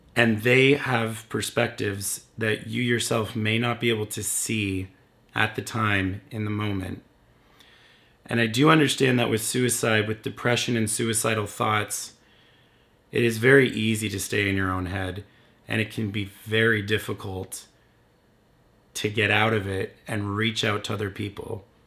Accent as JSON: {"language": "English", "town": "Windsor", "region": "Ontario", "country": "Canada", "tie": "born or raised there", "said": "my hometown of Windsor, Ontario, Canada"}